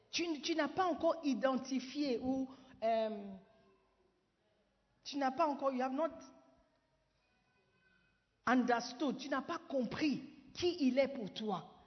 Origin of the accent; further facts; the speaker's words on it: Ghana; French is a second language; Mais il était surpris que je puisse dire que je ne suis pas francophone. Et je lui ai expliqué avec assurance, avec certitude, que je suis ghanéenne. Je, suis ghanéenne.